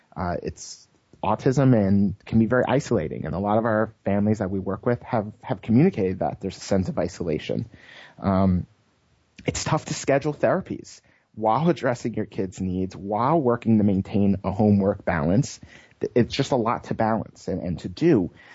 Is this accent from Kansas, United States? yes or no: no; New York, United States; born there; also born or lived in Connecticut / Massachusetts; now in California, United States; but I'm an East Coaster. I was born in New York, moved to Connecticut, moved to Massachusetts.